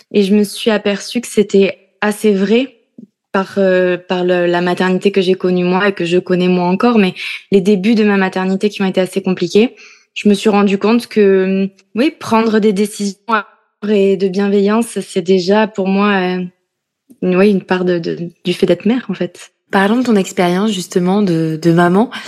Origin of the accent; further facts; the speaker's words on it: Corrèze, Nouvelle-Aquitaine, France; now in Paris, France; journaliste et maman de deux garçons de trois ans et de deux mois. Je suis originaire de Corrèze et je vis à Paris depuis 2015.